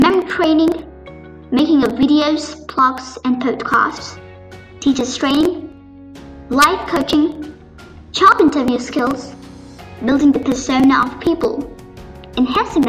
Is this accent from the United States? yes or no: no; Delhi, India; Born and brought up in Delhi